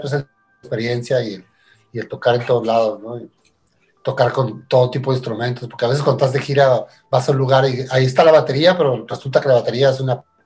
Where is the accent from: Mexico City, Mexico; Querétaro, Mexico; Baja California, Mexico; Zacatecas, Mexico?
Baja California, Mexico; Tijuana; also born or lived in Argentina; yo nací en Argentina, pero me crié en, Tijuana desde muy pequeño